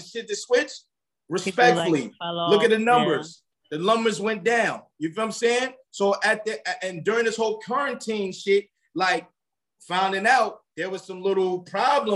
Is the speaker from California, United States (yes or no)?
no; South Carolina, United States; I was raised in South Carolina